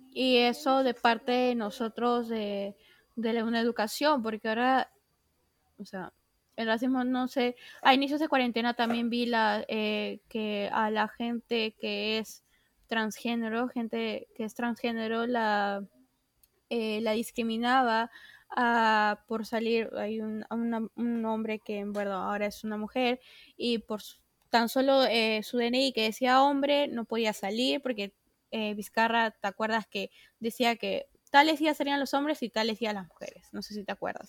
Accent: Peru; varias personas acá de nuestro país, de Perú, ahora hablando de nuestra situación como peruanos

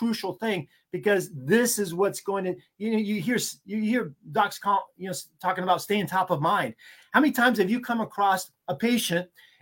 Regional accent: Maine, United States; But I'm from Maine. Like you said, Maine, United States.

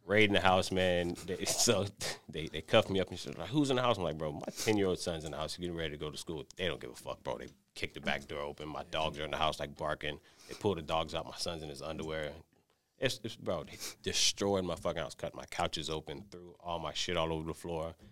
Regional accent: Miami, Florida, United States; born and raised in Miami, Florida

